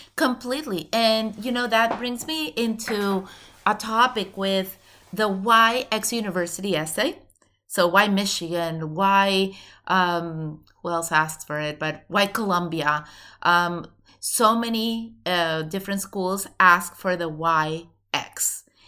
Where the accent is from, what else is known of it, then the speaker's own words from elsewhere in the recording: Venezuela; moved away; I'm originally from Venezuela